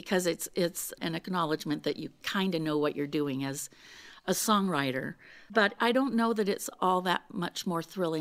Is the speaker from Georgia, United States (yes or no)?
no; Pleasant Hills, Pennsylvania, United States; moved away as an adult; now in Farmington, United States; Pleasant Hills, Pennsylvania, my hometown